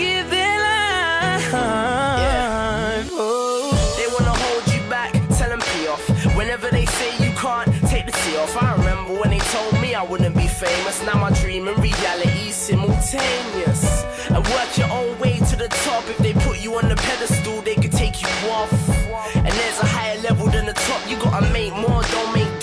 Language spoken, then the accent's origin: English; Örebro, Örebro County, Sweden; So that's my hometown. That's my hometown's big club in the Swedish Allsvenskan.